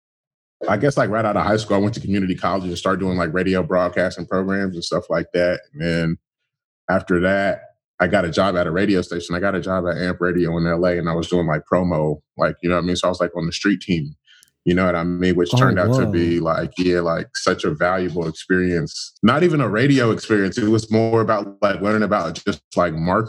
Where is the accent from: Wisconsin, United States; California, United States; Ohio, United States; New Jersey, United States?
California, United States; Inland Empire; I'm from right outside of LA. I'm from, like, the IE